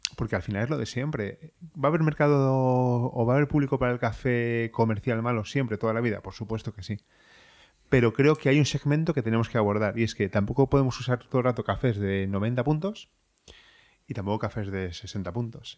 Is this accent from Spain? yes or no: yes; Madrid, Community of Madrid, Spain; moved away as an adult; also born or lived in Ireland; now in Madrid, Spain; yo soy de Madrid